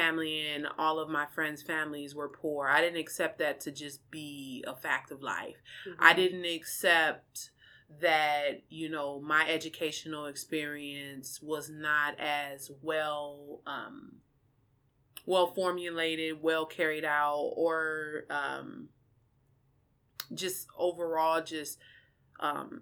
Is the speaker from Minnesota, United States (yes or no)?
yes; Minneapolis, Minnesota, United States; also born or lived in Kankakee, Illinois; I'm originally from Illinois, a small town in Illinois called Kankakee, but my mom relocated my siblings and I here to Minneapolis, specifically North Minneapolis, when I was about 4 or 5. And so I completed my entire education in Minneapolis.